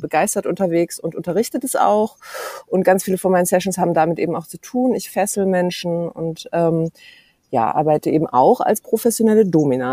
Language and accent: German; Berlin, Germany; ich bin auch echte Berlinerin